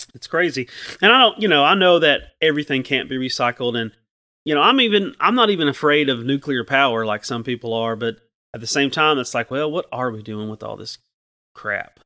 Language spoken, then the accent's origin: English; Chattanooga, Tennessee, United States; I'm from Chattanooga, and I grew up in the shadow of, um, a Sequoia nuclear plant